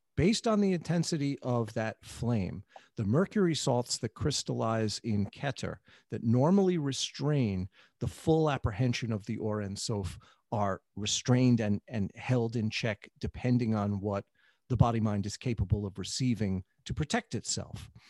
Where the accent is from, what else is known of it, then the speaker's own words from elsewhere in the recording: New York City, New York, United States; I grew up in the New York City of the seventies